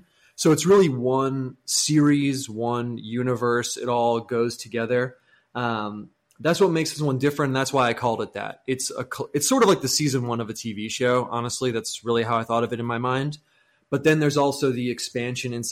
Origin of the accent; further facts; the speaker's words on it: United States; Being American is a big part of it